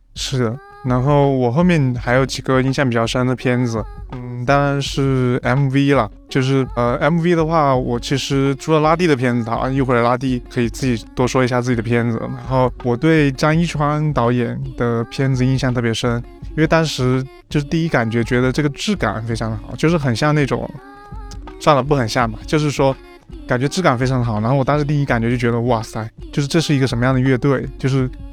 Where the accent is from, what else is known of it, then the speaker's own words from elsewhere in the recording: Chenzhou, Hunan, China; 在我老家那边，郴州